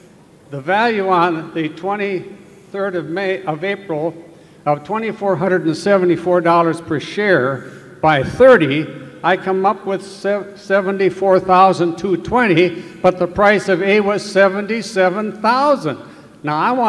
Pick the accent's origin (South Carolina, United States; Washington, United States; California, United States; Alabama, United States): California, United States; Santa Barbara; I'm from Santa Barbara, California.